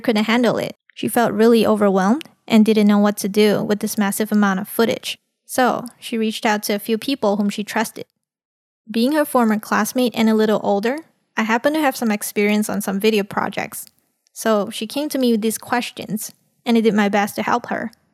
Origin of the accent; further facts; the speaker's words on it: Malaysia; Coming from a multicultural society in Malaysia